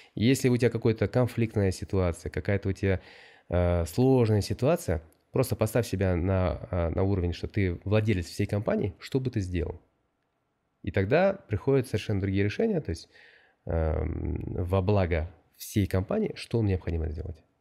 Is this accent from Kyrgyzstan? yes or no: yes; Bishkek, Kyrgyzstan; moved away as an adult; also born or lived in France / Almaty, Kazakhstan / Hong Kong; now in Boston, United States; конечно, Бишкек это мой родной город